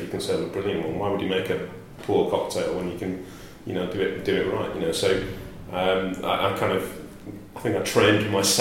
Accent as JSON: {"language": "English", "town": "Bolton", "region": "North West England", "country": "United Kingdom", "tie": "born or raised there", "also_born_or_lived": "Norwich", "moved": "as an adult", "said": "I grew up in Bolton, which is just north of Manchester"}